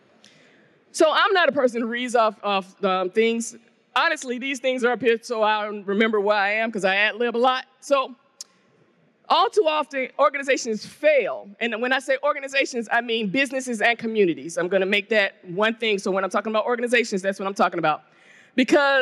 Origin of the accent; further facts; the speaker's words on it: the South of the United States, United States; black woman from the South of the United States